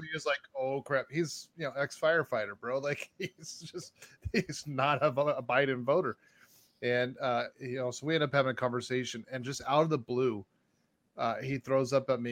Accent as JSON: {"language": "English", "region": "Arizona", "country": "United States", "said": "I'm from Arizona"}